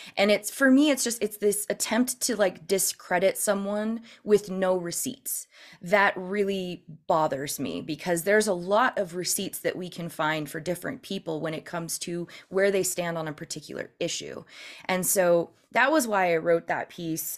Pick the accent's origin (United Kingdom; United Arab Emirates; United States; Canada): United States; Northern California; also born or lived in San Francisco area; I'm originally from California